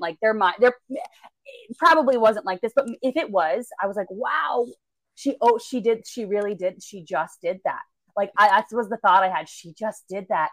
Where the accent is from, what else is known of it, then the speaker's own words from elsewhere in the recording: Florida, United States; moved away; I'm originally from Florida